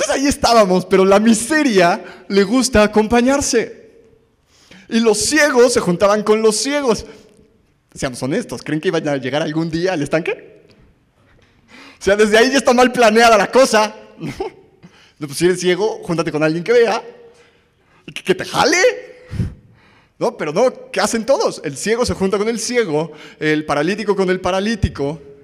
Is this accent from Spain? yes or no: no; Mexico; somos mexicanos